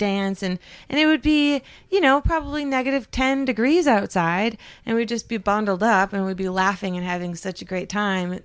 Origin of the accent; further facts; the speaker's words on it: Upper Peninsula of Michigan, United States; I grew up in the Upper Peninsula of Michigan, which is almost to Canada.